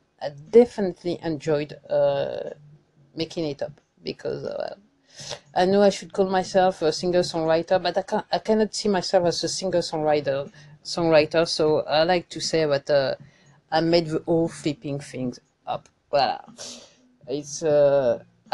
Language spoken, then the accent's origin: English; France; accent: French; English is a second language; my French accent